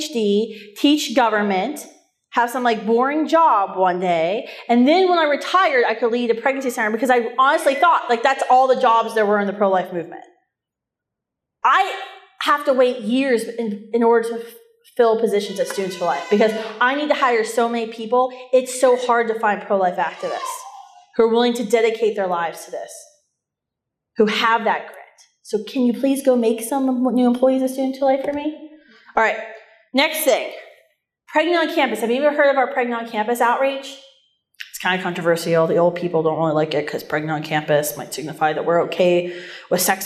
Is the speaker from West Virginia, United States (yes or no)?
yes; West Virginia, United States; moved away as an adult; also born or lived in Ohio Valley / Washington, D.C.; now in Minnesota, United States; I grew up in West Virginia.